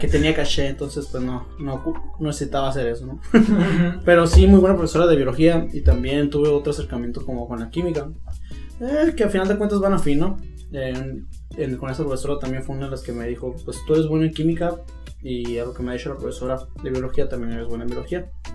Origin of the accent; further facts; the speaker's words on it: Mexico; como todo mexicano